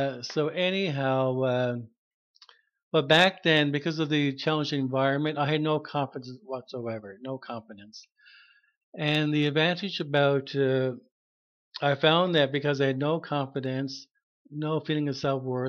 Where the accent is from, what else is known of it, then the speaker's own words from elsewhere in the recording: Harbour Grace, Newfoundland and Labrador, Canada; now in Mount Pearl, Canada; I'm from Newfoundland, a small town in Harbor Grace. And I was raised in a Catholic family.